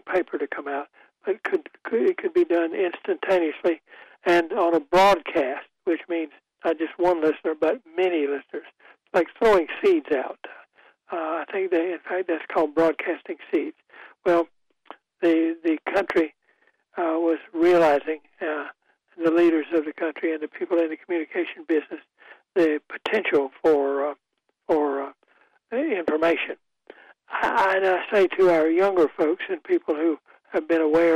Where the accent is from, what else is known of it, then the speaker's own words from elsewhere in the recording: Goldsboro, North Carolina, United States; I grew up in Goldsboro, North Carolina